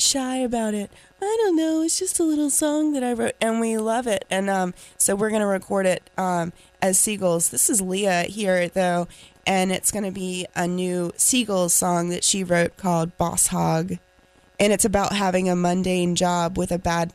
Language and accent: English; Raleigh, North Carolina, United States; accent: Southern; also born or lived in Garner, North Carolina / Greenville, North Carolina; Born in Raleigh. Got myself a little bit of a Southern accent here because my family, we moved to Garner when I was about 12, 13, and went to high school there